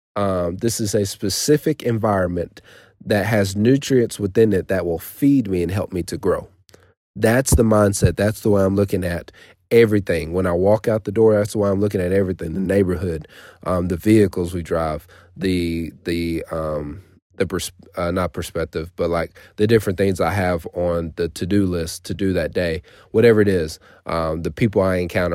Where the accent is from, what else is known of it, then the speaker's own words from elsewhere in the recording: United States; I was born here in America